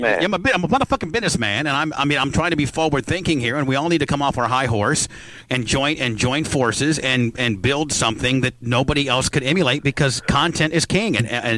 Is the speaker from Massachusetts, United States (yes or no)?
no; Warsaw, Indiana, United States; I'm from Warsaw, Indiana, right by Fort Wayne. Grew up about 40 miles from the campus.